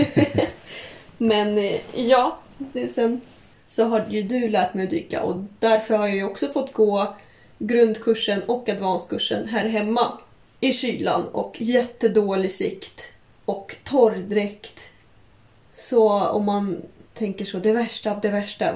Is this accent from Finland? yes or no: no; Kaliningrad, Kaliningrad Oblast, Russia; now in Stockholm, Sweden; Kaliningrad, där jag kommer ifrån som jag brukar åka till varje sommar